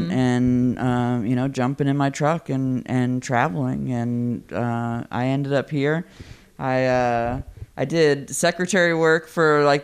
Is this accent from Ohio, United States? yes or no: no; Florida, United States; also born or lived in Long Island, New York; so I was born in Long Island, New York, moved to Florida in elementary school and then moved here.